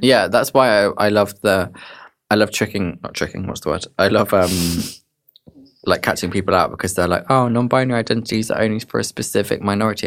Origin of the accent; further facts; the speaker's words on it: Dorset, South West England, United Kingdom; moved away; I'm originally from Dorset